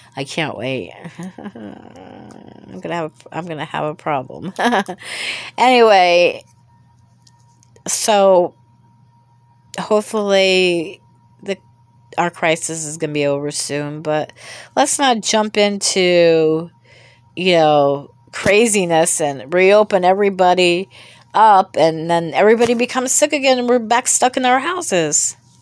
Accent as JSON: {"language": "English", "country": "United States", "tie": "born or raised there", "said": "I was born in America"}